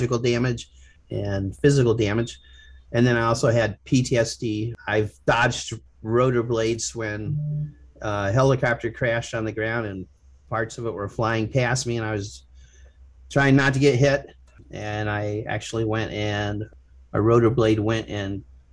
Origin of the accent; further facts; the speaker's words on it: Ohio, United States; I'm from Ohio